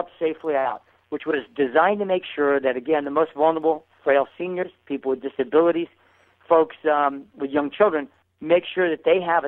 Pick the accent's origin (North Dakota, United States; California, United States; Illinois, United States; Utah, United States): California, United States; Bay Area; I was born and raised in the Bay Area